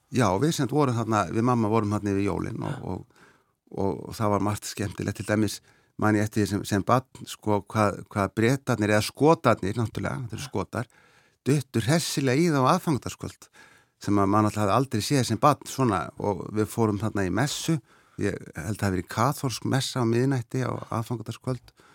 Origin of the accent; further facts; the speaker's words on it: Seyðisfjörður, Eastern Region, Iceland; now in Sweden; ég var alveg upp á Seyðisfyrði fram að þessu